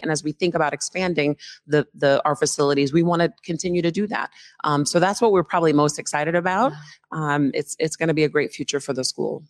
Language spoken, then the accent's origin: English; Philadelphia, Pennsylvania, United States; moved away as an adult; also born or lived in Allentown, Pennsylvania; now in Seattle, United States; I'm a Philly native uh, who is a transplant here to Seattle